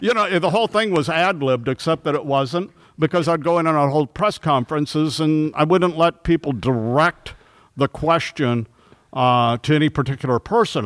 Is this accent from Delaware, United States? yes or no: no; Los Angeles, California, United States; I grew up in, uh, Toluca Lake, North Hollywood, California